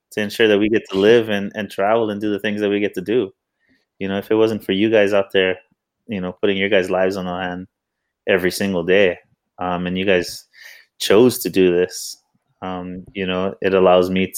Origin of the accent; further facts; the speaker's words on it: Hawaii, United States; I'm a proud Hawaiian and I'm a proud American